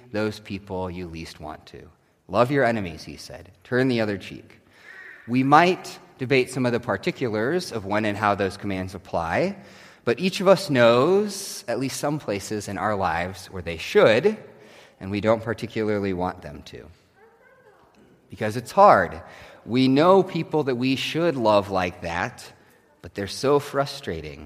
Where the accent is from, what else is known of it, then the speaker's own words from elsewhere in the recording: Nebraska, United States; growing up in Nebraska